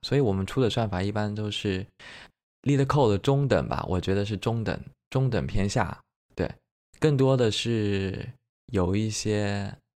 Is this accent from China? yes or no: yes; Jiangxi, China; also born or lived in Beijing; now in Suzhou, China; 我是江西人，所以说我比较吃湘菜